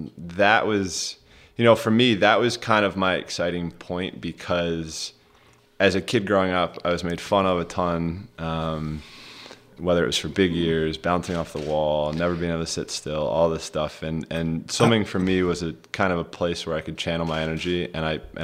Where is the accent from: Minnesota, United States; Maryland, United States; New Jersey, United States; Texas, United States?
Maryland, United States; Rogers Forge; We grew up in Rogers Forge, Maryland.